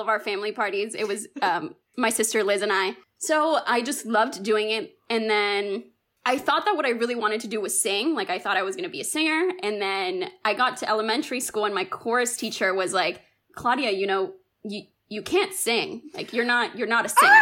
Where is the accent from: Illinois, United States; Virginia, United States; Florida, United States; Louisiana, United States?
Florida, United States; Miami; born or raised there; also born or lived in Cuba